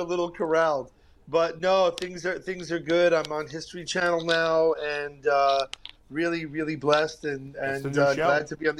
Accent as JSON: {"language": "English", "town": "New York City", "region": "New York", "country": "United States", "tie": "born or raised there", "said": "That's where I grew up on Homecrest between T and U"}